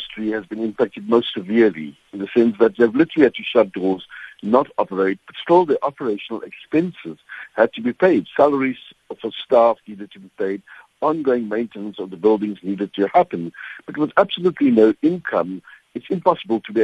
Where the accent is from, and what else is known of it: South Africa